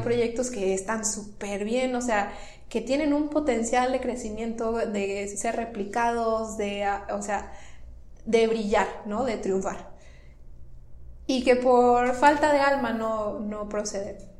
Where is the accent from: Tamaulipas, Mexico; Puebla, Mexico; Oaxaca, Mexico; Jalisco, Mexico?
Tamaulipas, Mexico; moved away as an adult; also born or lived in Monterrey, Nuevo León; soy norteña, nací en Tamaulipas